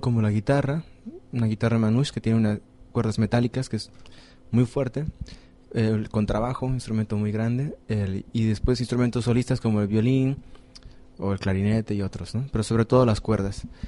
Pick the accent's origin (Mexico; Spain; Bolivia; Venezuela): Bolivia; moved away; como yo vengo de Bolivia, entonces hacemos música de Bolivia